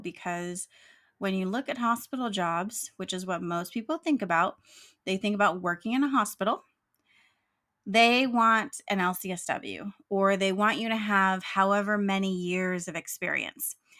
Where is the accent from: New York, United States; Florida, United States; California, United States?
California, United States; I'm proud of my home state of California